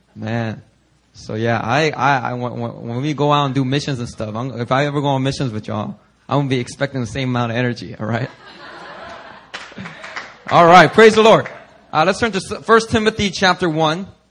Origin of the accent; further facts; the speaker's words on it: Philadelphia, Pennsylvania, United States; also born or lived in Korea; I was born in Korea, and when I was six years old, I immigrated to the U.S. And when we first immigrated, we didn't have that much money, so we uh, moved into inner city Philadelphia